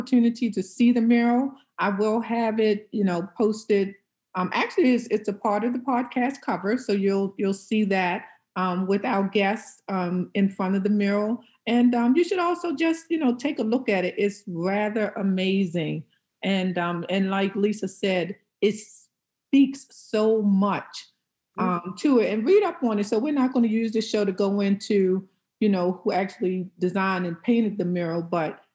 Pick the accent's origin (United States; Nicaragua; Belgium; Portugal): United States; Cambridge, Maryland area; this is the my hometown